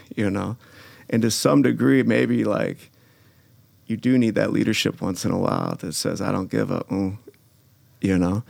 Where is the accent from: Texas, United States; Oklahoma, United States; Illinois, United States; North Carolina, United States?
Illinois, United States; Glencoe; I grew up in Glencoe